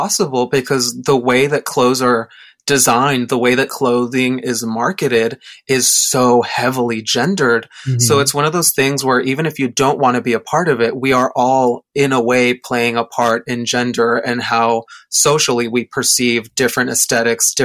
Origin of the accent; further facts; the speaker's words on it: Mexico; moved away; I grew up in Mexico